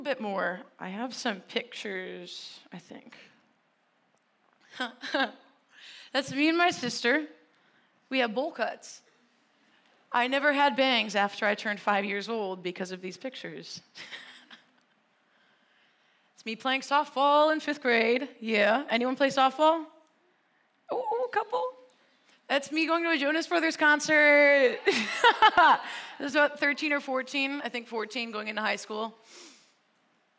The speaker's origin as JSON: {"language": "English", "region": "Wisconsin", "country": "United States", "tie": "born or raised there", "moved": "yes", "said": "I was raised in Wisconsin"}